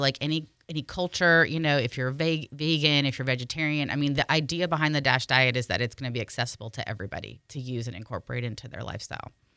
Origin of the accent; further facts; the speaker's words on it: California, United States; I'm from California, but my parents are both from Ireland